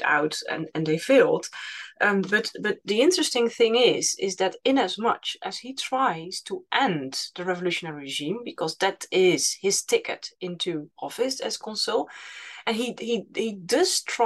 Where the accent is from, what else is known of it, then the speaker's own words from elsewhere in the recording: Utrecht, Netherlands; in my hometown where I live, in Utrecht